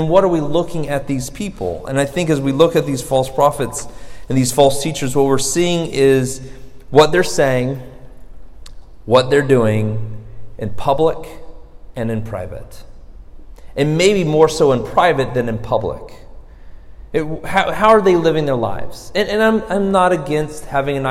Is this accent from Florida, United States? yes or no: yes; Florida, United States; I'm from Florida